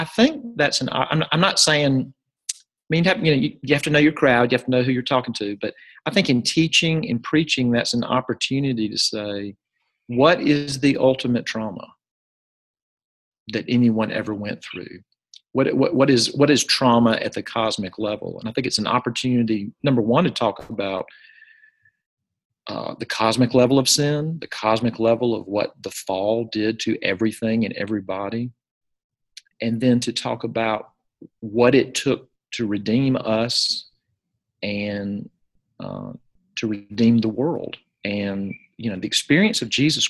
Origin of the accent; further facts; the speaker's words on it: Jackson, Mississippi, United States; I'm from Jackson, Mississippi